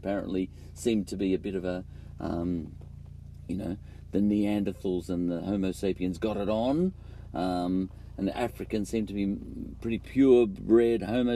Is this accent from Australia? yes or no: yes; Australia; We're both Aussies